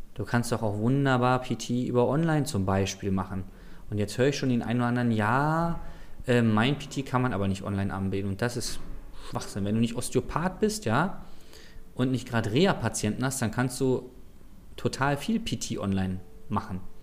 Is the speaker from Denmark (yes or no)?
no; Berlin, Germany; als Berliner